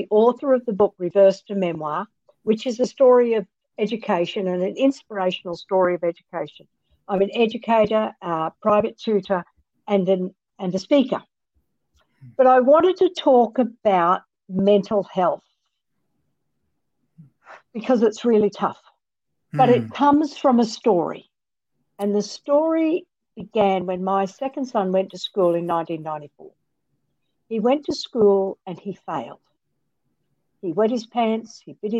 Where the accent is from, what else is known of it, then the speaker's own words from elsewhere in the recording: Australia; moved away as an adult; also born or lived in Lubbock, Texas; I'm Australian